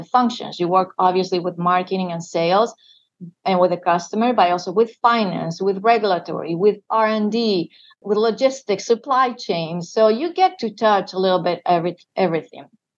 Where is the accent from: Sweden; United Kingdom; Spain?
Spain; Madrid, Community of Madrid; moved away as an adult; now in United States; born and raised in Spain